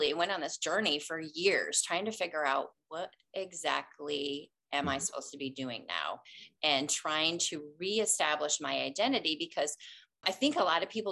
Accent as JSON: {"language": "English", "area": "just outside of East Lansing", "region": "Michigan", "country": "United States", "tie": "born or raised there", "said": "I grew up just outside of East Lansing there"}